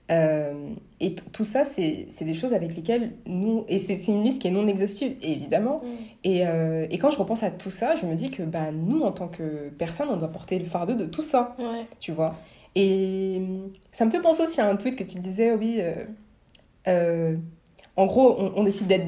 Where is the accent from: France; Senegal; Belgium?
Senegal; Je suis sénégalaise, ouais, mais.